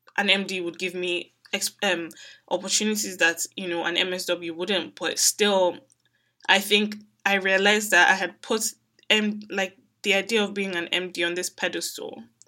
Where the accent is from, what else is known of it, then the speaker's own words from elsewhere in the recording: Nigeria; Growing up in Nigeria